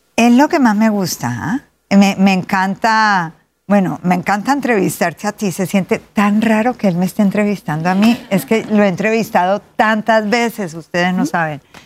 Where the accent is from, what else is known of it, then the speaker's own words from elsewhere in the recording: Cali, Valle del Cauca, Colombia; Nací en Cali, Colombia, la capital de la salsa.